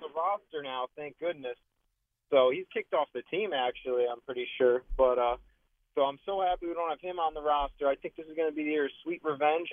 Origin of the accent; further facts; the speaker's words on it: Connecticut, United States; I'm from Connecticut, but I'm over here in Hunts Point in the Bronx working.